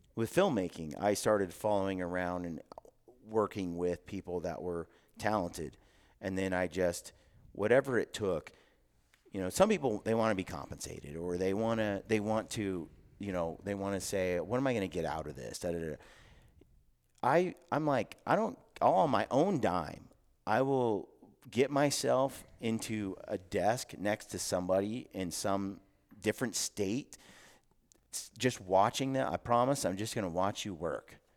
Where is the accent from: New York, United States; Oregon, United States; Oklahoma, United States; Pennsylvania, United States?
Oregon, United States; Oregon City; now in Cache Valley, Utah, United States; I, I grew up in Oregon City, a little town called Oregon City